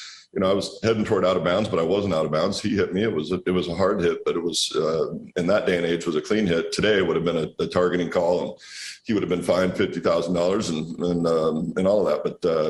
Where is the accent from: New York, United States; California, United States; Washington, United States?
Washington, United States; Walla Walla; No, we're out here making wine in my hometown in Walla Walla.